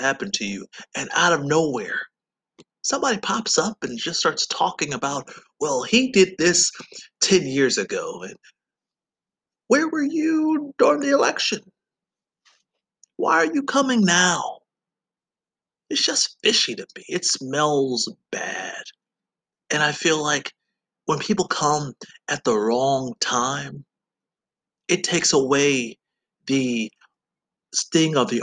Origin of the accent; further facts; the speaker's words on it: Georgia, United States; moved away; I said, yes, I am from Georgia.